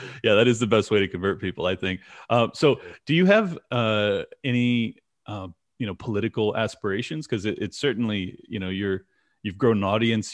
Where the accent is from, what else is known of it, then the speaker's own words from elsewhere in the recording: San Diego, California, United States; I'm born and raised in San Diego